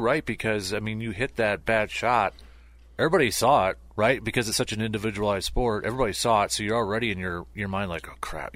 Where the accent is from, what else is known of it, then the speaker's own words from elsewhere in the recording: Medford, Wisconsin, United States; we grew up in Metford Town of just four thousand